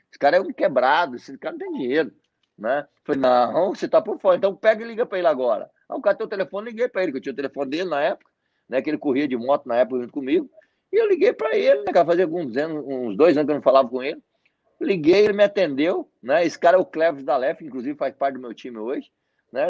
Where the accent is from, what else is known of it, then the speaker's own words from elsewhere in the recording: Mato Grosso, Brazil; also born or lived in Paraná; eu sou paranaense, eu nasci no Paraná, e tenho hoje 45 anos. E eu vim para o Mato Grosso, eu acredito que eu tinha uns 8 a 7 a 8 anos de idade